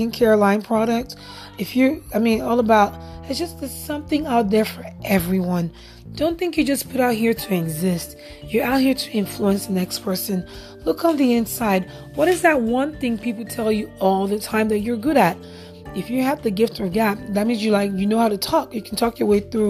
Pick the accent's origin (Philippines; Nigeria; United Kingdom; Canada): Nigeria; moved away; I'm actually Nigerian born, but I'm also a citizen here as well